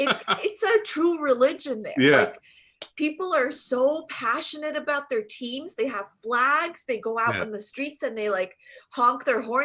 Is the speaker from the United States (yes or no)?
no; Jordan; also born or lived in Quebec; now in Canada; Yeah, I'm from Jordan. I was born and raised in Jordan.